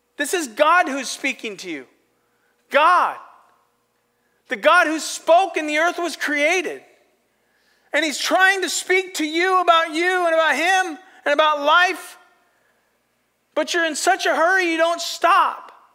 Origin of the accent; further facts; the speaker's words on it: Astoria, United States; I've pastored in my hometown